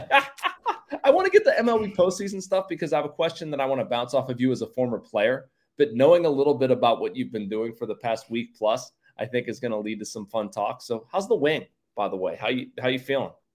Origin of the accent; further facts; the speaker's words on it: Pittsburgh, Pennsylvania, United States; growing up in Pittsburgh